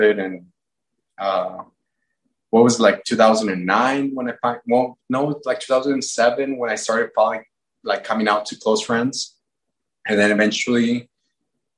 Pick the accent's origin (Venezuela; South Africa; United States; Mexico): Mexico; growing up in Mexico